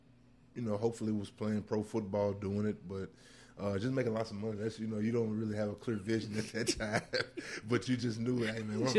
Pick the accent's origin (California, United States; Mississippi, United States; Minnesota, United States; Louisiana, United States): Mississippi, United States; Jackson; I'm a Jackson native, born and raised in Jackson. Love the city of Jackson with all my heart.